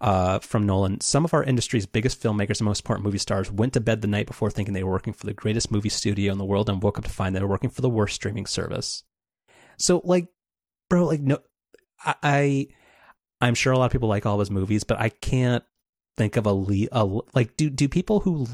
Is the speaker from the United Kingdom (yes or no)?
yes; United Kingdom; I'm British.